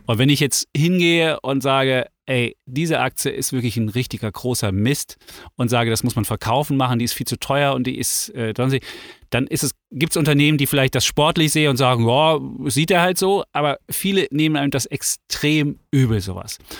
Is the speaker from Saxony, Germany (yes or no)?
yes; Leipzig, Saxony, Germany; moved away; ich bin in der DDR groß geworden, in Leipzig.